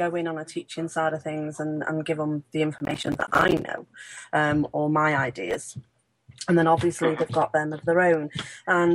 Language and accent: English; Ellesmere Port, North West England, United Kingdom; I'm from Cheshire